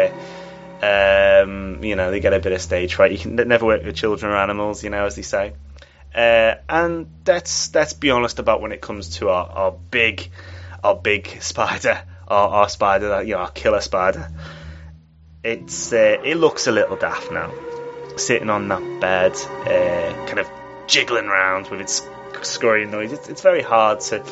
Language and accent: English; England, United Kingdom; as an Englishman